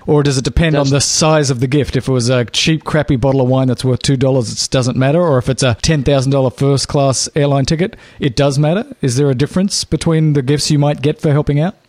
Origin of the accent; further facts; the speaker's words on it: Australia; I'm only Australian